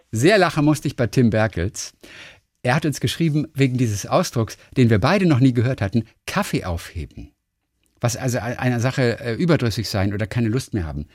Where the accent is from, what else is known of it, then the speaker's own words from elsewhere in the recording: Bavaria, Germany; als Franke